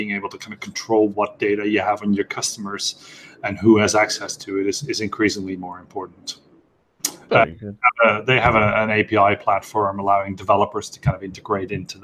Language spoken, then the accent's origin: English; Netherlands; moved away as an adult; now in London, United Kingdom; I'm from Dutch Italian descent, and I've lived my entire life in the Netherlands. So I live in London right now